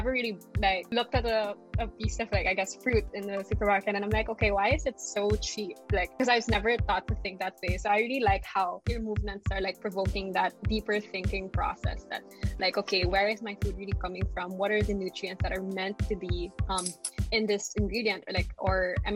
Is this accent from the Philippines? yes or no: yes; Philippines; as a Filipino